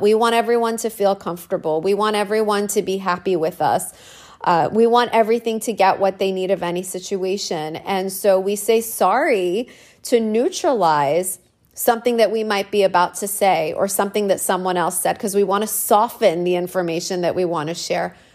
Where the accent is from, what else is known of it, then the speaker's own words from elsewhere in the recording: Canada; I'm a woman and I'm Canadian.